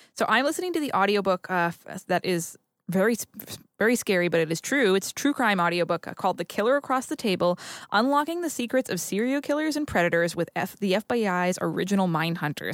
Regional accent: Haverhill, Massachusetts, United States; the town that I'm from in Massachusetts, um, Haverhill and Bradford

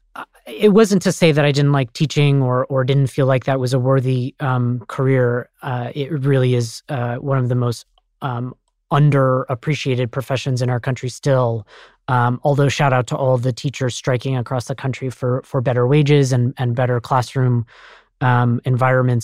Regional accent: Colorado Springs, Colorado, United States; I'm actually from Colorado Springs, Colorado

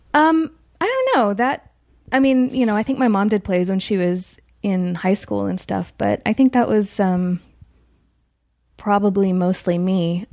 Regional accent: Chico, California, United States; moved away; I'm from Chico, California, which is about two hours north of Sacramento

